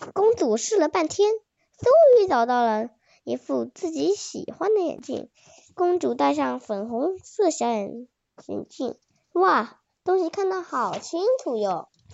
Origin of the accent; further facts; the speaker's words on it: Suzhou, Jiangsu, China; 我是来自江苏苏州的